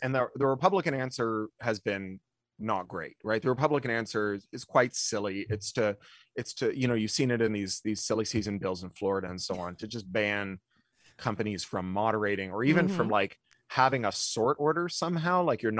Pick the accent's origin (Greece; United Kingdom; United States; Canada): Canada; I mean, I grew up in Canada.